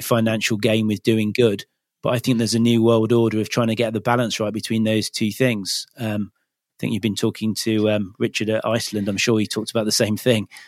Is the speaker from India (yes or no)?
no; Leicester, East Midlands, United Kingdom; now in Cornwall, United Kingdom; I grew up in Leicester, so that's not particularly near the sea